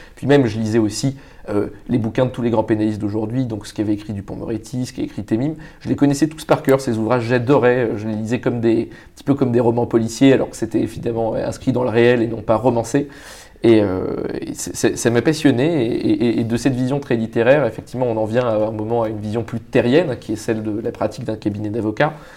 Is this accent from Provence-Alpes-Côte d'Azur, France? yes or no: no; Paris, Île-de-France, France; also born or lived in Vietnam; j'ai grandi à Paris